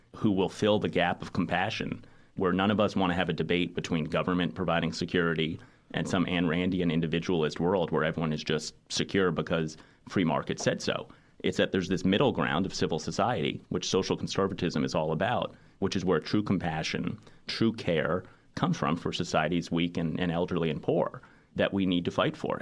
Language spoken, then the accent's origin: English; New York City, New York, United States; I grew up in New York City